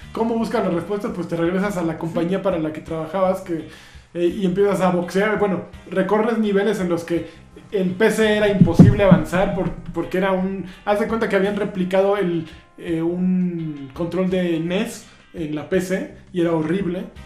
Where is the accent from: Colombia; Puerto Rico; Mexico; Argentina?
Mexico; Este, pues está así porque somos mexicanos, ¿no?